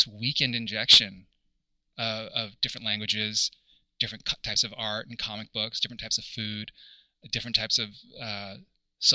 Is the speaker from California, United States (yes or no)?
yes; El Granada, California, United States; moved away as an adult; also born or lived in Los Angeles; I was born in Northern California. I grew up in a very rural coastal town. If you guys are familiar with Half Moon Bay or Mavericks Surf Spot, mm-hmm. I grew up in that community, small town called El Granada. And I spent, yeah, my childhood there until I was 18